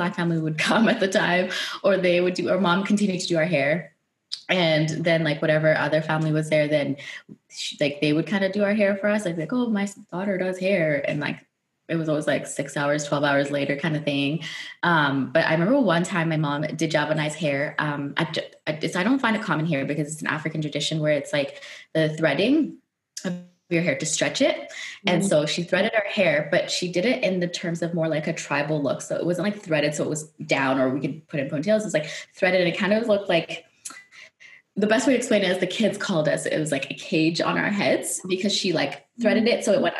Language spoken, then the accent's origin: English; Netherlands; moved away; growing up in Holland